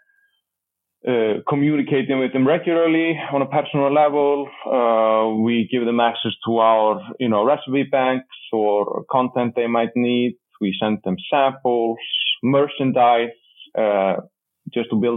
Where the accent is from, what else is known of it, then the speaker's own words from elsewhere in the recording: Iceland; accent: Icelandic; speaking with my Icelandic accent